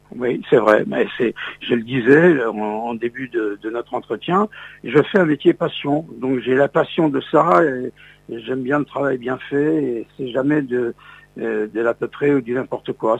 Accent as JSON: {"language": "French", "town": "Metz", "region": "Grand Est", "country": "France", "tie": "born or raised there", "moved": "yes", "said": "je suis originaire de la ville de Metz, en Lorraine"}